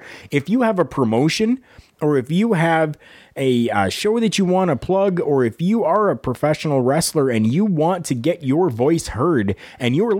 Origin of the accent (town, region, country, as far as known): Canada